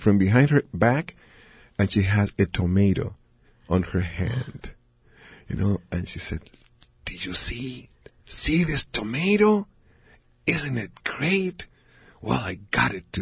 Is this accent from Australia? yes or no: no; Chile; in Chile, people don't think I'm from Chile